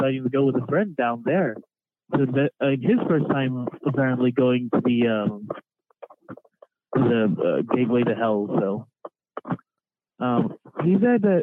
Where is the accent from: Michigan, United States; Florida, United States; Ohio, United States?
Ohio, United States; also born or lived in Columbus, Ohio; I'm from Ohio. That's where I'm calling from